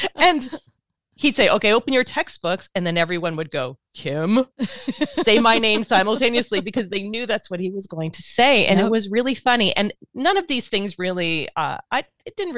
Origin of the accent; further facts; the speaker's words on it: St. Catharines, Ontario, Canada; we had something called the Speech Arts Festival where I grew up in St. Catharines